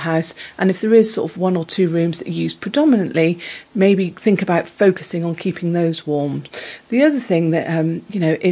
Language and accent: English; Exmouth, South West England, United Kingdom; I'm from Exmouth